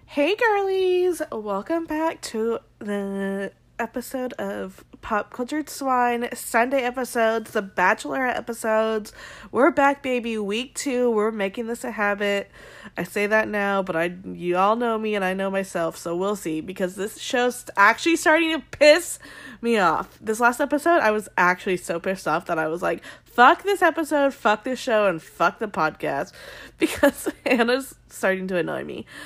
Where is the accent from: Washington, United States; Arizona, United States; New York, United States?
Arizona, United States; I grew up in Arizona